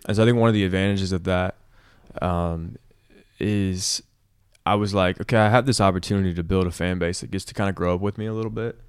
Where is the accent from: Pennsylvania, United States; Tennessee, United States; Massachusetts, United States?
Tennessee, United States; Nashville; Nashville, which is my hometown